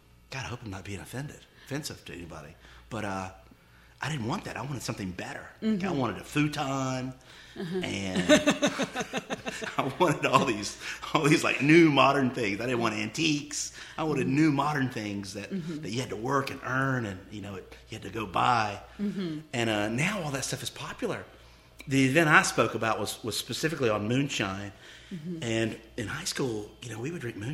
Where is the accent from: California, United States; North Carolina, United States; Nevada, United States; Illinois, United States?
North Carolina, United States; Denver; I grew up outside of Charlotte in a small town called Denver on Lake Norman.